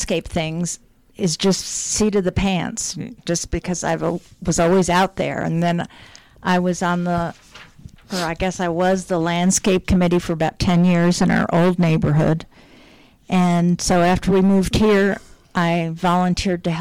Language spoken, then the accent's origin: English; White Plains, New York, United States; I was born in White Plains, New York.